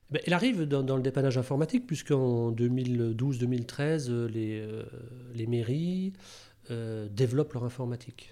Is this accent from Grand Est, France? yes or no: yes; Rambervillers, Grand Est, France; now in Thonon-les-Bains, France; Je suis né dans les Vosges, à Rambervillers